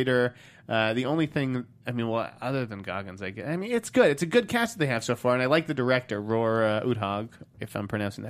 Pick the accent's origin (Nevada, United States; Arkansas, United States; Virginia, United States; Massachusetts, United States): Massachusetts, United States; Boston; I'm from Boston.